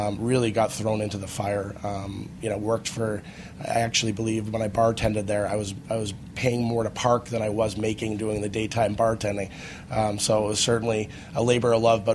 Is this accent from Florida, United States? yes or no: no; Boston, Massachusetts, United States; I grew up in Boston, Massachusetts